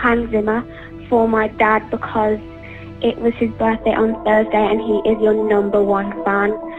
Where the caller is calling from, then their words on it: Hertfordshire, East of England, United Kingdom; I'm calling from Hertfordshire